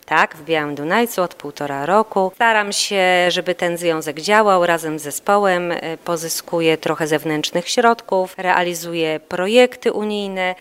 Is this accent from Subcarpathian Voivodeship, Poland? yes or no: yes; Jarosław, Subcarpathian Voivodeship, Poland; moved away as an adult; also born or lived in Podhale; now in Chicago, United States; jestem ceperką, pochodzę z Jarosławia, 300 km od Podhala.